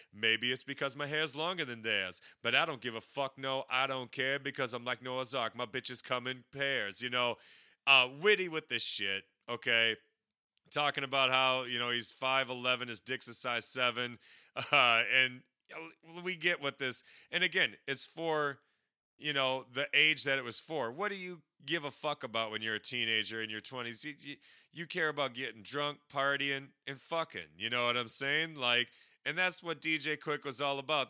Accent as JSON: {"language": "English", "region": "Wisconsin", "country": "United States", "said": "I'm from Wisconsin"}